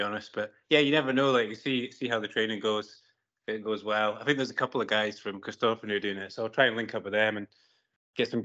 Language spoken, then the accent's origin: English; Forres, Scotland, United Kingdom; growing up in Forest